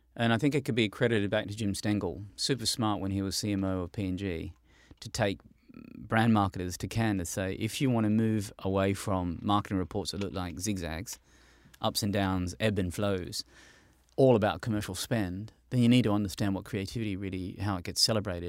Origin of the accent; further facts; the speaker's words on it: Australia; I'm an Australian